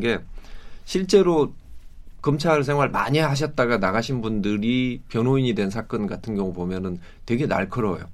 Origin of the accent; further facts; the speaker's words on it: Suncheon, South Jeolla, South Korea; 제가 고향이 순천인데